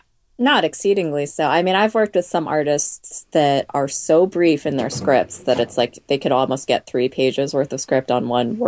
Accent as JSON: {"language": "English", "town": "Boston", "region": "Massachusetts", "country": "United States", "also_born_or_lived": "Oakville, Ontario, Canada"}